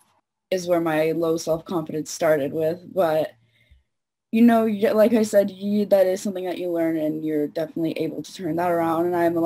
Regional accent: Toronto, Ontario, Canada; I'm 18. I'm from Toronto

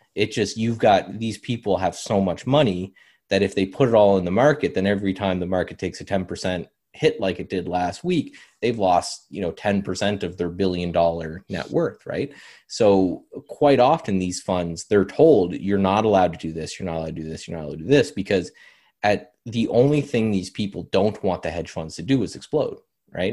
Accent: Canada; as a Canadian

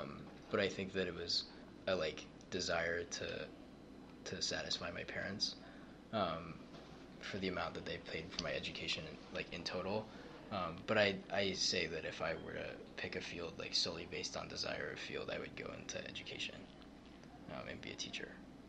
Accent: Cleveland, Ohio, United States; From Cleveland.

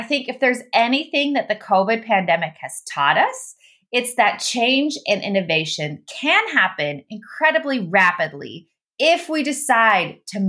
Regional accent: Netherlands; moved away; also born or lived in Austria; I'm from the Netherlands, and I was raised in the Netherlands and in Austria

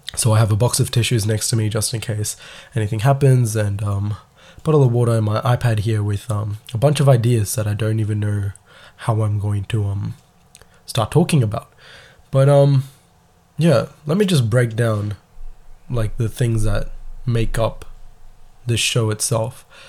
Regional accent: Melbourne, Victoria, Australia; I'm from Melbourne, Australia

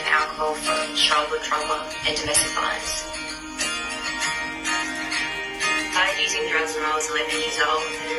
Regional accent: Sydney, New South Wales, Australia; also born or lived in Darwin; I grew up in Sydney, but I'm from Darwin and I live in Alice Springs.

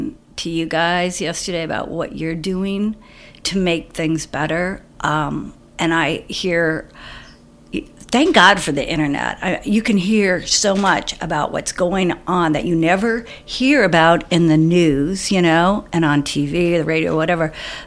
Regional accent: Tucson, Arizona, United States; now in Cleveland, United States; I grew up, was born and raised in Tucson, but now I live outside of Cleveland, Ohio

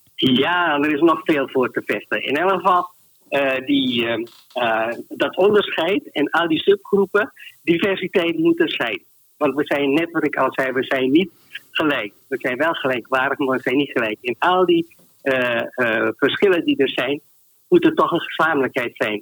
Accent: Suriname; now in Netherlands; Ik werd gediscrimineerd als Surinamer

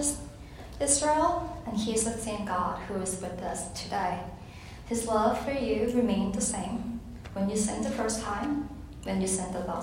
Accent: Thailand; moved away as an adult; also born or lived in Virginia, United States; now in United States; I'm from Thailand. Thailand is a Buddhist country. I grew up in a Buddhist home. And when I came to college in America

